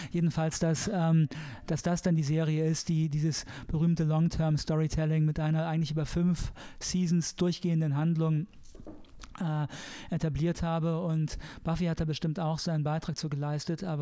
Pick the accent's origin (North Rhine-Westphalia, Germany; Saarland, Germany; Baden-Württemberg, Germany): Saarland, Germany; als Saarländer, ich meine alle katholischen